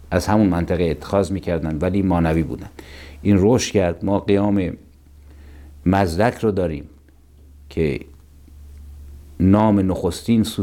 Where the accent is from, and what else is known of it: Iran